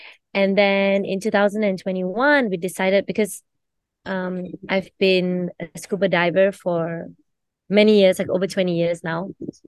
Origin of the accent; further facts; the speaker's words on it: Kota Kinabalu, Sabah, Malaysia; I'm actually from Sabah, from